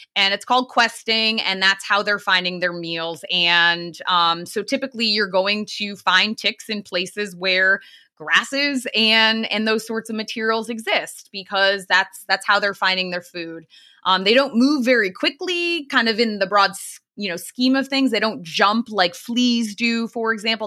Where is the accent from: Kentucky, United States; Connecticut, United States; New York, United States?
Connecticut, United States; Eastern; I grew up in Eastern Connecticut, um, very close to the town of Lyme, Connecticut